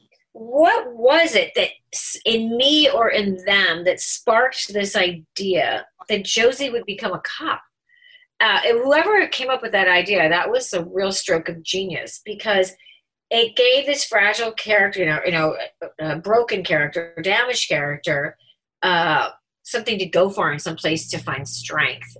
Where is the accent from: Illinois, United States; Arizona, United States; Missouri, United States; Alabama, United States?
Illinois, United States; Chicago; accent: Chicago; moved away as an adult; also born or lived in New York; I was straight from Chicago